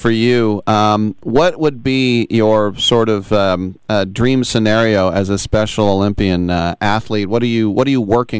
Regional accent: Oakland, California, United States; I'm from Oakland, a lifelong fan here.

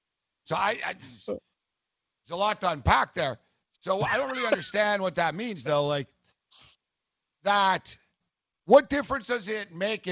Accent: Montreal, Quebec, Canada; also born or lived in Las Vegas; when I lived in, when I was in Las Vegas, people would ask me, where are you from? I'd say, oh, Montreal.

